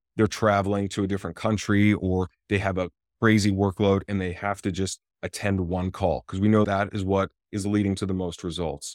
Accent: Florida, United States; moved away as an adult; also born or lived in Johannesburg, South Africa / Tampa, Florida / Miami, Florida; now in West Hollywood, United States; I grew up in Florida up until about twenty-five years old

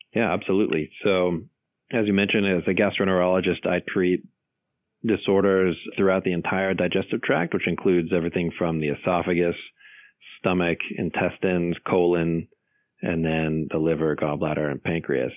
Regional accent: Los Angeles, California, United States; moved away as an adult; also born or lived in North Carolina / Northern Virginia; now in Virginia, United States; I grew up in Los Angeles

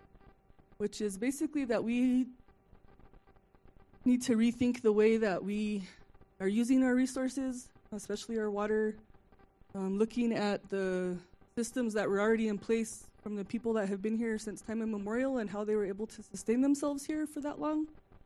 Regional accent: Santa Clara Pueblo, New Mexico, United States; I'm from Santa Clara Pueblo, down in the valley

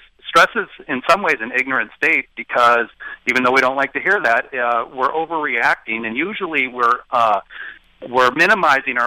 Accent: Portland, Oregon, United States; also born or lived in Chicago, Illinois; I was born in Chicago but raised in Portland, Oregon.

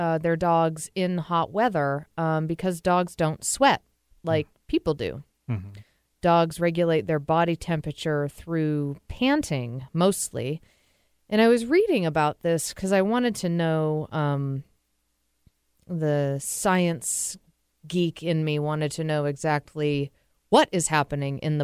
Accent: New England, United States; now in Seattle, United States; I'm from New England. It gets even hotter there

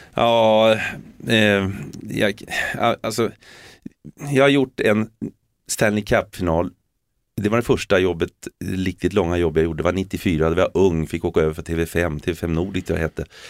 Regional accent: Sweden; moved away; also born or lived in England; vi är ju svenskar eh, och, och, och vi har, jag har ju det arvet med mig.

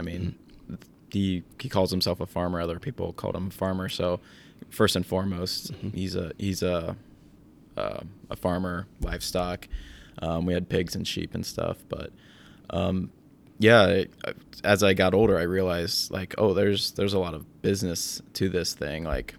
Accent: Williamsburg, Iowa, United States; My family farm is east of Williamsburg, Iowa.

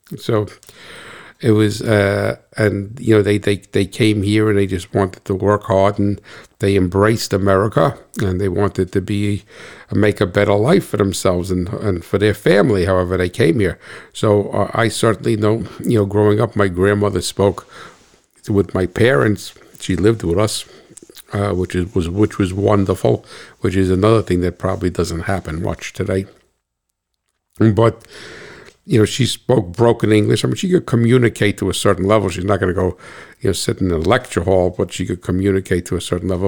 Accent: United States; I'm an American

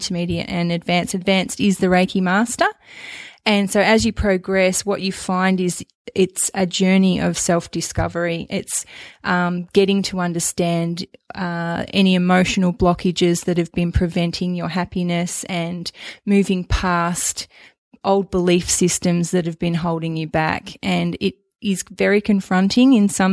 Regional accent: Melbourne, Victoria, Australia; also born or lived in Queensland; I'm from Melbourne originally.

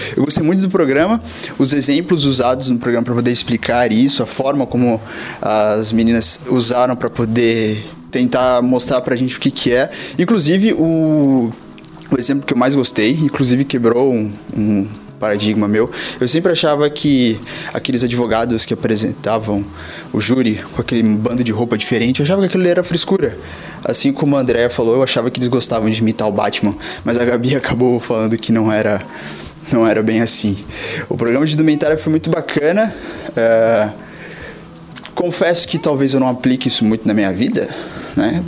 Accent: São Vicente, São Paulo, Brazil; now in Dublin, Ireland; sou de São Vicente, litoral de São Paulo, porém nesse exato momento eu estou morando em Dublin, na Ilha Esmeralda

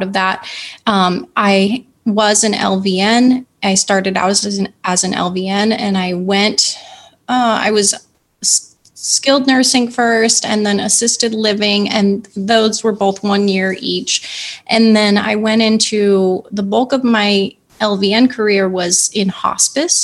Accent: San Diego, California, United States; I live in California. We grew up together in San Diego

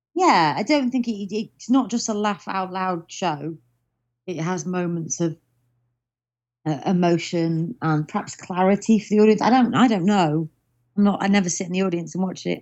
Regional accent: Stoke-on-Trent, West Midlands, United Kingdom; also born or lived in Cheshire; now in London, United Kingdom; I'm from Stoke-on-Trent originally, but Mum says to say we're from Cheshire.

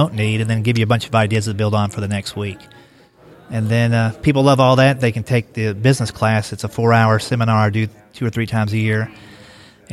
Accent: Kentucky, United States; moved away as an adult; also born or lived in Columbus, Ohio; now in Nashville, United States; I grew up in Kentucky

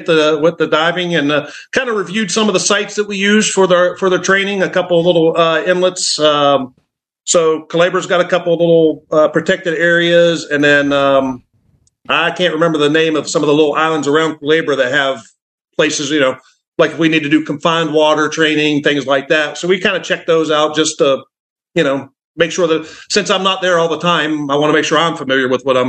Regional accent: West Virginia, United States; moved away; I'm from West Virginia originally.

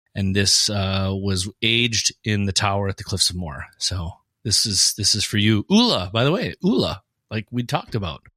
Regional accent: Fargo, North Dakota, United States; we are from Fargo

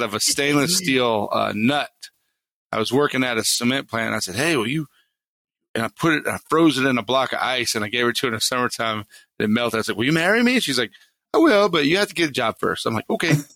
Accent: Harleyville, South Carolina, United States; moved away as an adult; also born or lived in New York City; I grew up in the swamps of South Carolina, down near Charleston, in a town called Harleyville

